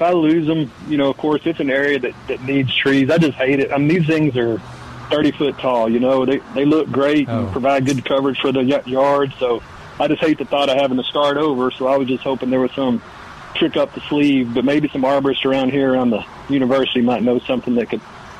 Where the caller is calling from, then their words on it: College Station, Texas, United States; I'm calling you from College Station, Texas. I live over in College Station, and I listen to you guys on the phone.